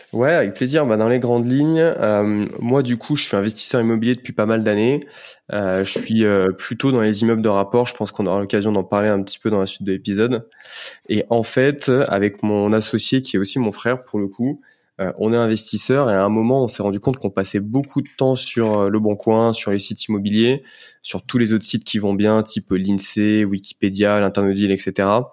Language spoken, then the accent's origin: French; Lyon, Auvergne-Rhône-Alpes, France; moved away as an adult; now in Paris, France; je suis lyonnais d'origine